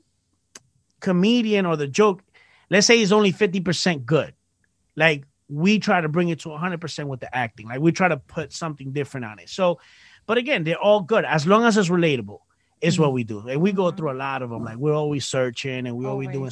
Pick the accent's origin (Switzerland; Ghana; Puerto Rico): Puerto Rico; I'm from Puerto Rico.